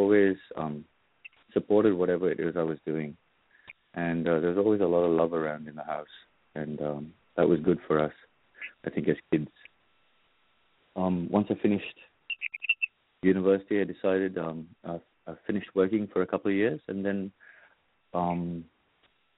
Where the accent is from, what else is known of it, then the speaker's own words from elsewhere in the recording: Kolkata, West Bengal, India; now in Sydney, Australia; I grew up in India, in Calcutta